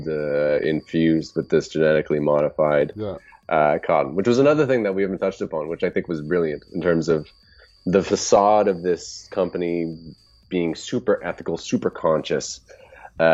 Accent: Canada; I am Canadian

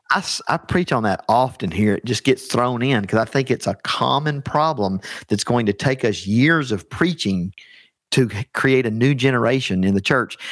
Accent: Alabama, United States; I'm from the heart of Dixie. I'm from Alabama.

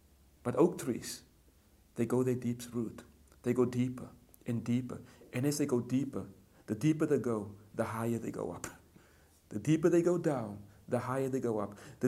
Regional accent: Cape Town, Western Cape, South Africa; You see, I grew up in Cape Town, in the Cape Flats, aka known the ghettos. And we were surrounded by poverty. We were surrounded by gangsters.

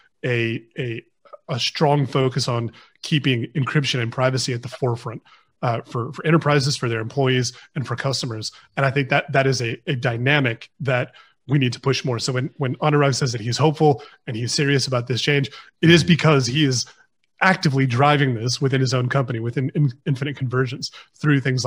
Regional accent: United States; now in United Kingdom; I'm American. I'm an American citizen

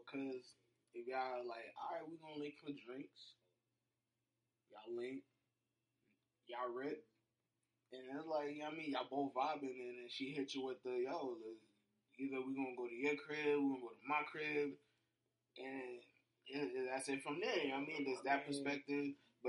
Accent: New Jersey, United States; I'm from Jersey

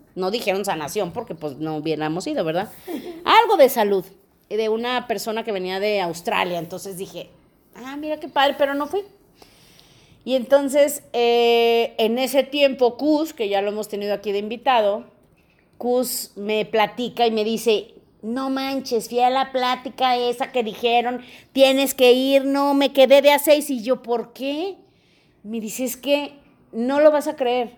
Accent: León, Guanajuato, Mexico; also born or lived in Mexico City; yo soy de León

